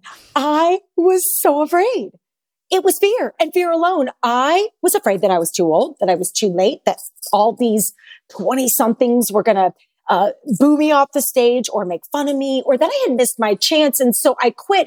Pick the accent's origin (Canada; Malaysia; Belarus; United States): United States; St. Louis, Missouri; moved away as an adult; also born or lived in Chicago, Illinois; I am a Saint Louis girl, born and raised in the Midwest.